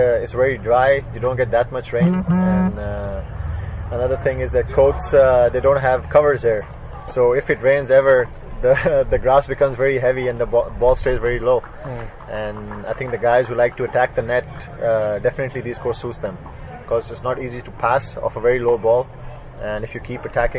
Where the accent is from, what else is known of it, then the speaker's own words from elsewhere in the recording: Lahore, Punjab, Pakistan; I'm from Lahore, and 80% of our courts in Lahore are grass courts. I grew up on grass courts as well